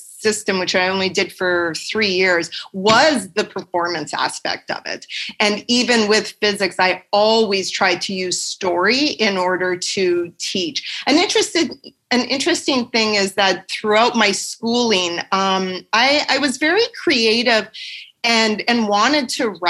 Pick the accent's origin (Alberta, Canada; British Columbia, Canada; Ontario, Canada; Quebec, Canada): Alberta, Canada; just outside of Edmonton; I grew up in just outside of Edmonton in a small town